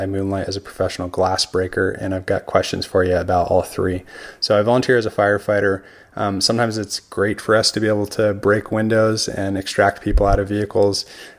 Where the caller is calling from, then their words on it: Oregon, United States; I'm calling you from Oregon.